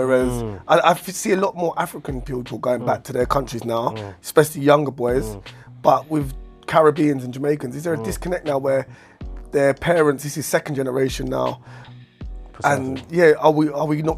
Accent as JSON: {"language": "English", "country": "United Kingdom", "said": "I'm fully British, but not British."}